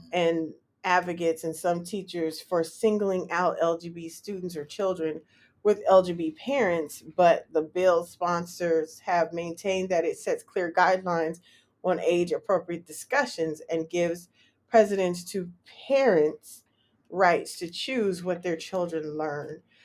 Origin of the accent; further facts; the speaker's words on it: California, United States; moved away as an adult; now in Washington, D.C., United States; I'm from Cali